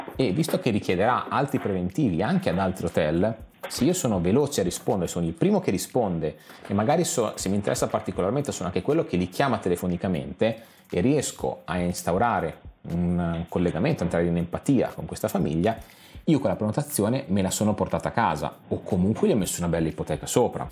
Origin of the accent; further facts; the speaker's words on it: San Marino; noi, sapete, siamo di San Marino